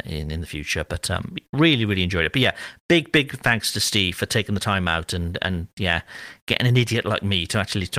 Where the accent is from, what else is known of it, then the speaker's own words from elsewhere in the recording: Cardiff, Wales, United Kingdom; moved away; I'm currently in Cardiff, which is my hometown